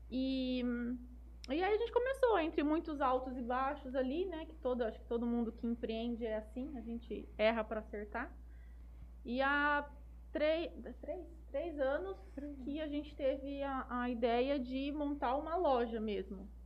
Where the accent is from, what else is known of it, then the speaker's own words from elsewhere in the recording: Jales, São Paulo, Brazil; nasci, nasci em São Paulo, na verdade, mas com dois anos eu vim para Jales.